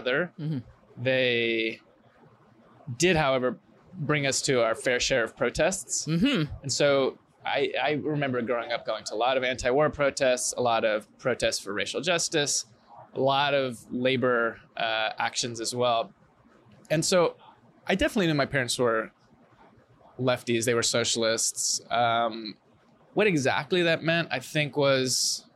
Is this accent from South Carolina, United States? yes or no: no; San Francisco, California, United States; I grew up public school San Francisco.